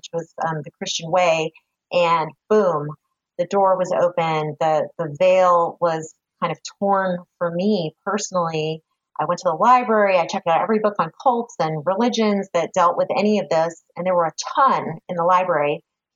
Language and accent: English; San Francisco Bay Area, California, United States; now in Roseville, United States; I grew up in the Bay Area, San Francisco Bay Area, and met my husband when we were like eighth graders